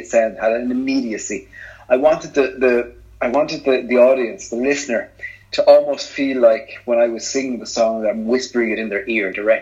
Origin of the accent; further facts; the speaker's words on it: Ireland; we're both Irish